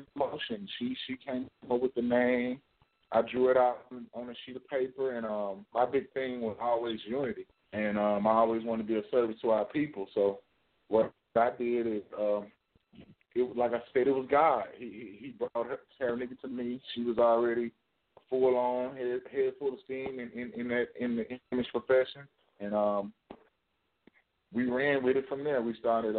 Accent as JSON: {"language": "English", "area": "Pace, Rosedale", "region": "Mississippi", "country": "United States", "lives_now": "Jackson, United States", "said": "I'm from Pace, Mississippi, Rosedale. And I live in Jackson, Mississippi"}